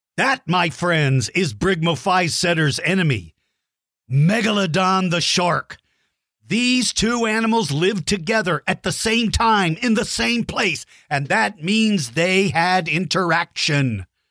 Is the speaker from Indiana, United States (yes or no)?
no; Queehee, Texas, United States; That's where I grew up. I grew up in Queehee, Texas